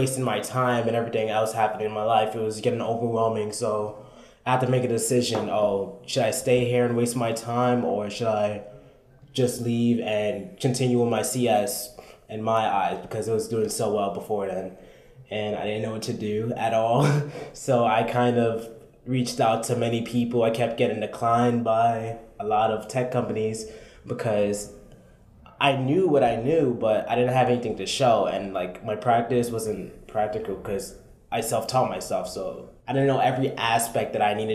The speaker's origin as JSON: {"language": "English", "town": "New York City", "region": "New York", "country": "United States", "tie": "born or raised there", "also_born_or_lived": "Brooklyn, New York", "said": "I came from the Bronx. I was born in Brooklyn, went to the Bronx"}